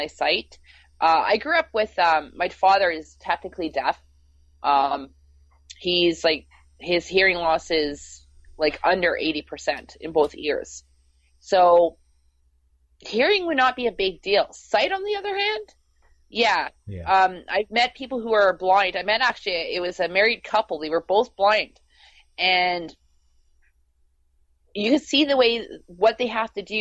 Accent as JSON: {"language": "English", "country": "Canada", "said": "being a Canadian"}